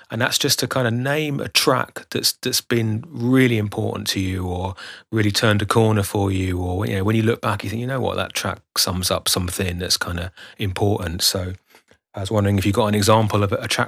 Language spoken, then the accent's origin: English; London, United Kingdom; I, I grew up in Shepherd's Bush